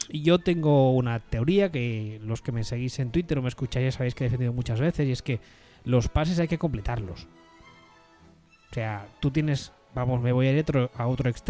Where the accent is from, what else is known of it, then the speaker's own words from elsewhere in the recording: Houston, Texas, United States; lo cual yo, que soy de Houston, lo cuento como una victoria clara para New England.